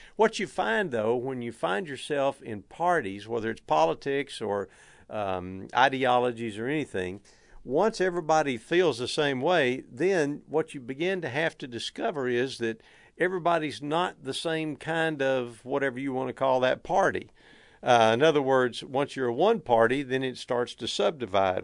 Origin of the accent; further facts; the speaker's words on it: Texas, United States; I don't think it's any secret from my accent or from uh, a number of the mannerisms and the way that I speak that I hail from Texas. We Texans are proud of a lot of things